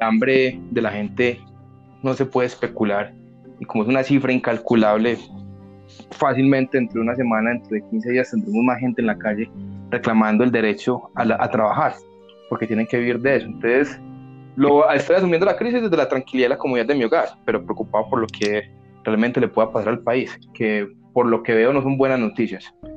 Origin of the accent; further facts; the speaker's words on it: Colombia; acá en Colombia